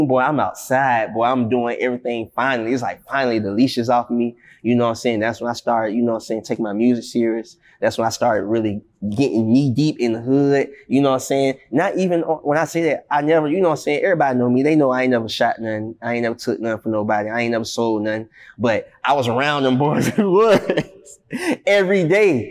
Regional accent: Atlanta, Georgia, United States; I was born on the West Side, and I was raised on the West Side for the early childhood of my life

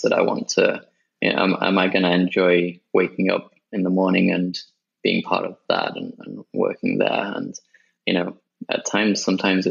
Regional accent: Sheffield, Yorkshire and the Humber, United Kingdom; also born or lived in Japan / Birmingham; I grew up in the UK, and I was in a city called Sheffield for most of my childhood

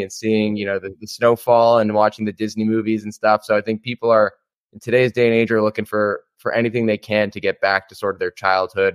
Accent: Toronto, Ontario, Canada; I'm from Toronto, Ontario in Canada.

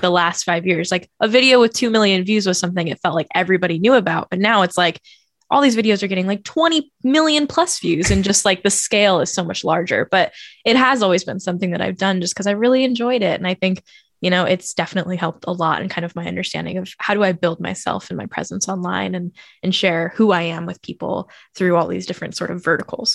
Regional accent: Oakland, California, United States; moved away as an adult; also born or lived in Brooklyn; my entire childhood. I moved to Brooklyn when I was nineteen years old. So I was in Oakland for nineteen years

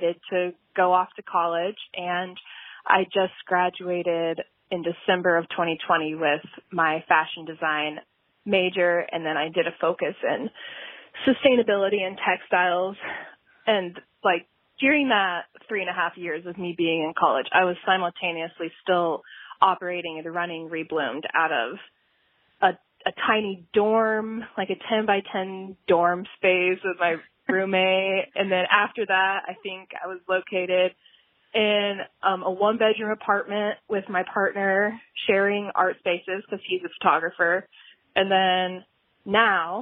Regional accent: Indiana, United States; I was born and raised in Indiana, and I'm still here

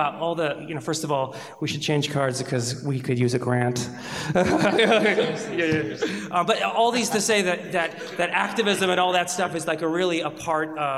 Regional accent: Chicago, Illinois, United States; born or raised there; also born or lived in Iran

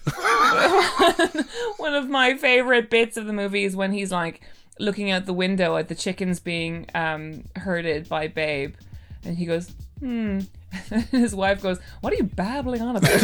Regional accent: Ireland; now in London, United Kingdom; growing up in Ireland

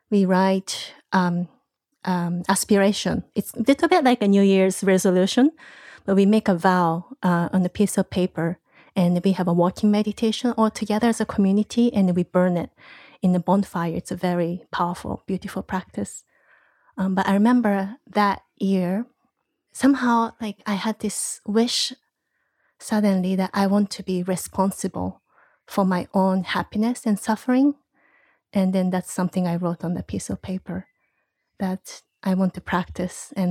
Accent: Japan; English is a second language; also born or lived in United States; I think I can say I'm Japanese. My both of my parents are Japanese. I spent a lot of time also in the U.S.

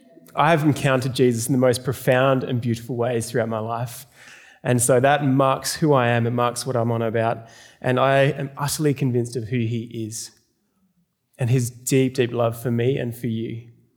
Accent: South Australia, Australia; now in Melbourne, Australia; I moved to Melbourne from South Australia. Anyone from South Australia here?

